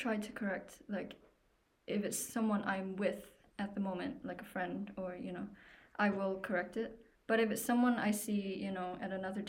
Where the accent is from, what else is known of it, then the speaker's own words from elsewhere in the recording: Singapore; my pronouns are she, her, and I'm from Singapore.